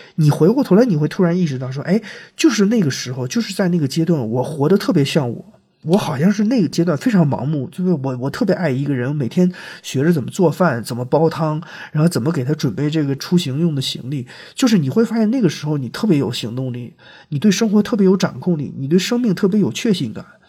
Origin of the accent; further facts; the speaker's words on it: China; 我觉得我是像八零后，甚至从七九八零年开始，一直到像袜子他们这代人，就是我们中国人经历了